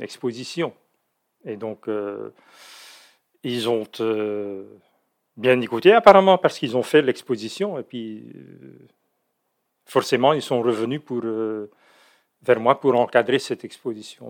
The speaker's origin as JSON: {"language": "French", "country": "Belgium", "moved": "yes", "lives_now": "Netherlands", "said": "je suis belge"}